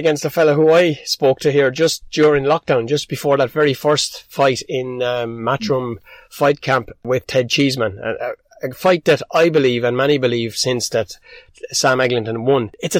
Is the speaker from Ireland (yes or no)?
yes; Ireland; The bigger picture for us as Irish fight lovers and as people who both know Dennis Hogan and know the impact that the man has made, not just on Irish boxing.